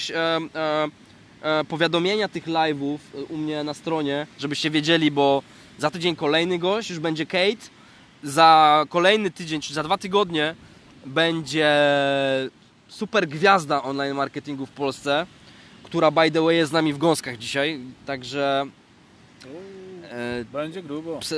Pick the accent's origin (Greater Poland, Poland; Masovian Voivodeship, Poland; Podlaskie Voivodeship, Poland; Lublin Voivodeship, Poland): Greater Poland, Poland; Poznań; bo ja z Poznania chętnie poznam Cię osobiście